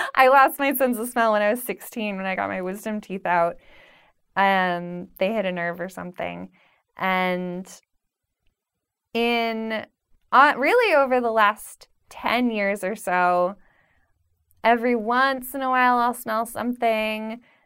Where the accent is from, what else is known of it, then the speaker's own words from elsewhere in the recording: Pennsylvania, United States; now in New York, United States; growing up in Pennsylvania